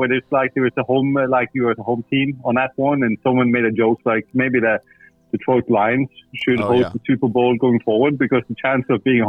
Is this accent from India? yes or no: no; Norway; now in Texas, United States; As a Norwegian living in the U.S.